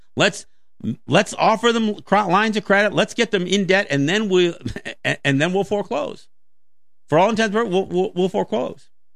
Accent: United States

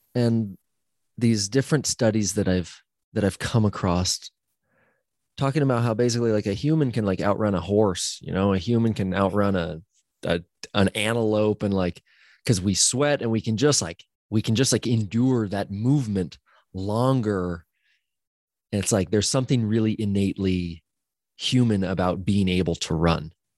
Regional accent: Central Oregon, United States; growing up in Central Oregon as an action sports athlete

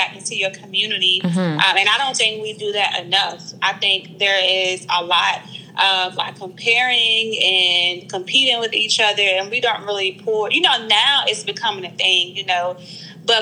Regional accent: Petersburg, Virginia, United States; also born or lived in Raleigh, North Carolina / Charlotte, North Carolina; now in Richmond, United States; I'm originally from Petersburg, Virginia. I currently live in Richmond, Virginia. I went to school in Charlotte, and I grew up a little bit in Raleigh

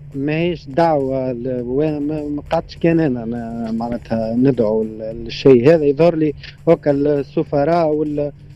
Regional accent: Tunisia; كتونسي وانا تونسي حر

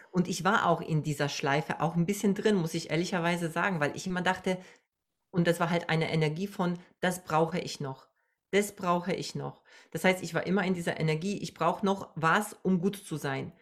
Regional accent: Poland; now in Germany; ich komme aus Polen, ich bin Migrantin

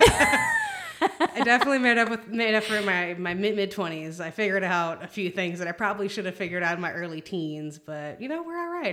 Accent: Palm Springs, California, United States; moved away as an adult; now in Texas, United States; moved out to Texas from California, 'cause I'm originally from California.

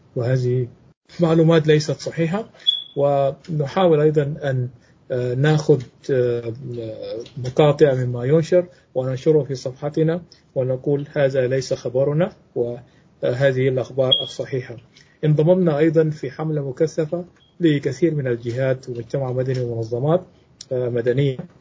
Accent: South Sudan; وأنا سوداني من جنوب السودان

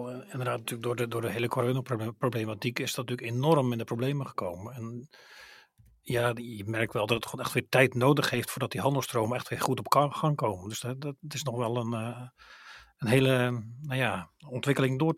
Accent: Netherlands; in die zin proberen we echt elkaar ook echt op te zoeken in het Europees Parlement, ook als Nederlanders onderling.

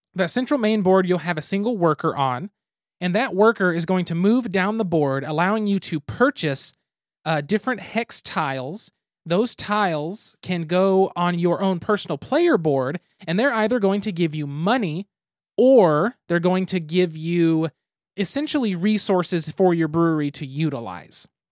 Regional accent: United States; we are American

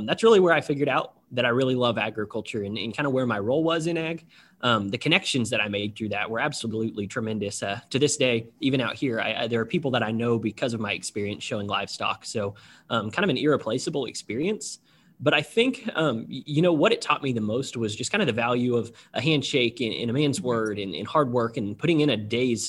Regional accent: Nevada, Missouri, United States; moved away as an adult; now in Indianapolis, United States; I grew up in Nevada, Missouri, or south of Nevada

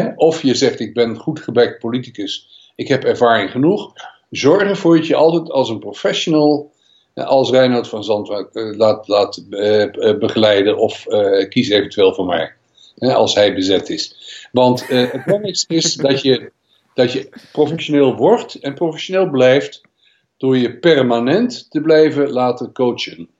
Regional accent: Netherlands; wij als Nederlanders

